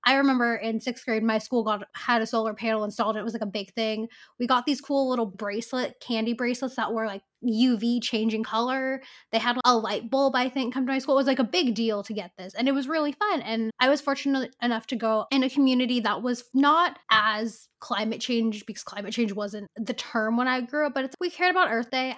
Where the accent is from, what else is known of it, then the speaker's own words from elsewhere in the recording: Bay Area, California, United States; I grew up in the Bay Area